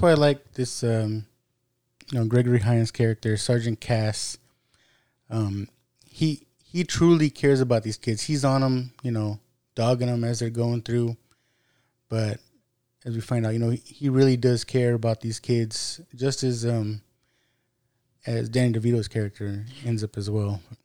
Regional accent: United States

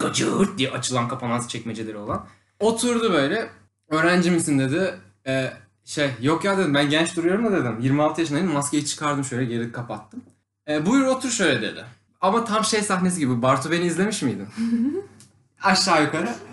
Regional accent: Konya, Turkey

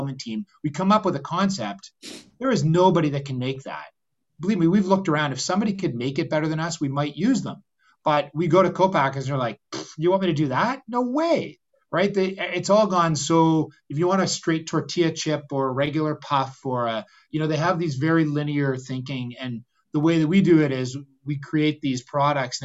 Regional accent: Canada; we're very Canadian that way

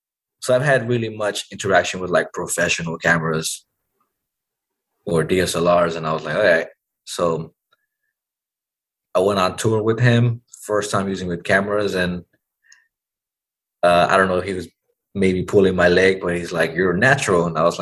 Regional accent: Dallas, Texas, United States; And I'm from Oak Cliff. So I used to ride my bike around and just meet people in this bar.

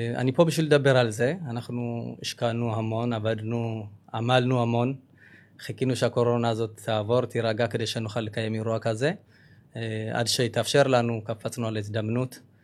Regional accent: Ethiopia; now in Israel; אנחנו באים, באים ממדינה כל כך עשירה בתרבות

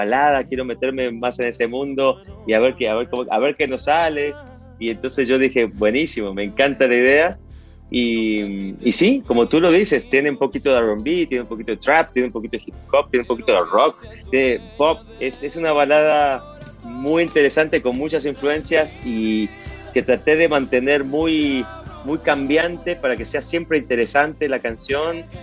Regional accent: Argentina; born there; yo nací en Argentina, pero también soy mexicano

